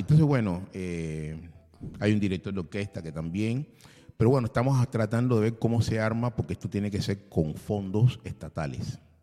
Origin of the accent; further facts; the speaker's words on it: Cuba; moved away as an adult; also born or lived in Russia; now in Buenos Aires, Argentina; Sí, soy cubano